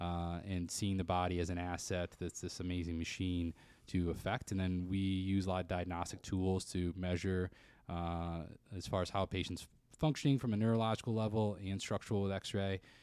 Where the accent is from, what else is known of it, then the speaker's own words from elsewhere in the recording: Jackson, Michigan, United States; I grew up in Jackson, Michigan.